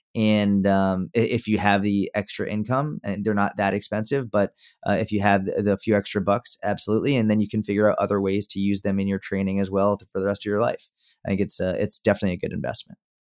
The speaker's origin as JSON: {"language": "English", "region": "Massachusetts", "country": "United States", "tie": "born or raised there", "moved": "yes", "lives_now": "Dallas, United States", "said": "I grew up in Mass"}